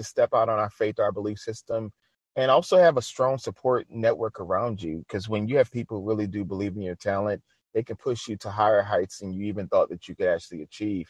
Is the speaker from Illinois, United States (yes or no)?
no; New Orleans, Louisiana, United States; my hometown, which is New Orleans.